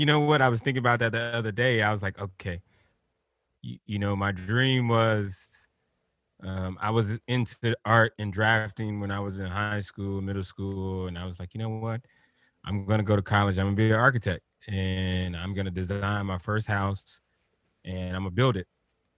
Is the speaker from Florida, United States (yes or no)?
yes; Liberty City, Florida, United States; You know, like I'm growing up in Liberty City, and you know, skateboarding is not something the bros do in the hood.